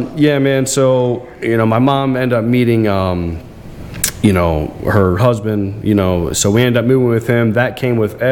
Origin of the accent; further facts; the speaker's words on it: Florida, United States; also born or lived in Bucks County, Pennsylvania; I lived in a trailer in Florida. I was born in Lower Bucks Hospital, but my grandma lived in Florida, so I moved down there with my mom and my brother